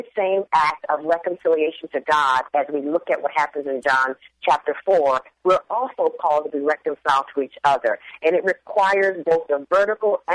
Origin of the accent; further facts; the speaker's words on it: Trenton, New Jersey, United States; moved away as an adult; also born or lived in California / Chicago; now in Seattle, United States; I grew up in a family of four in Trenton, New Jersey